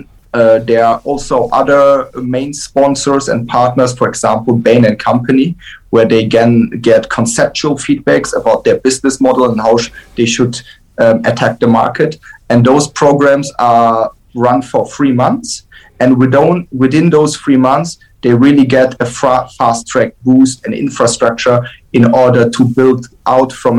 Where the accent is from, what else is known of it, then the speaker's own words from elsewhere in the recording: Frankfurt, Hesse, Germany; I grew up in Frankfurt.